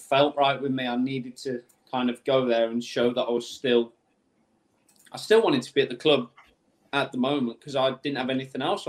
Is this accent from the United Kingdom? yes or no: yes; Birmingham, West Midlands, United Kingdom; I'm from Birmingham, so it was like in my home city